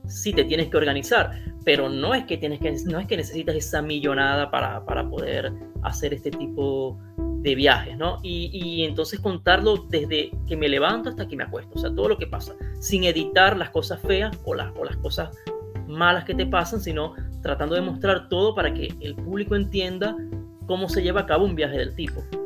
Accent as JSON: {"language": "Spanish", "town": "Maracaibo", "region": "Zulia", "country": "Venezuela", "tie": "born or raised there", "moved": "as an adult", "lives_now": "Italy", "said": "soy venezolano de Maracaibo y en Italia tengo desde el 2016. Yo prácticamente, o sea, prácticamente viví toda mi vida en Venezuela"}